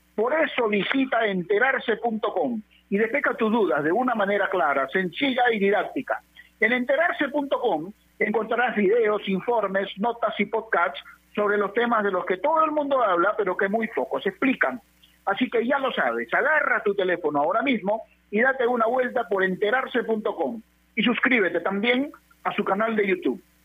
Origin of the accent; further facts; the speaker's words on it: Peru; como peruanos